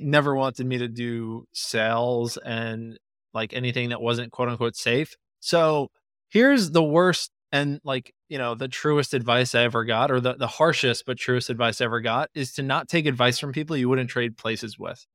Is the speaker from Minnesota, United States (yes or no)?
no; Long Island, New York, United States; I grew up in Long Island